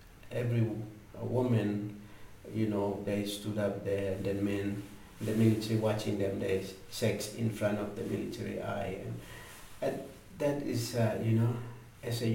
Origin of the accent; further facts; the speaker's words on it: Highland Papua, Indonesia; English is a second language; moved away as an adult; I'm from Lani tribe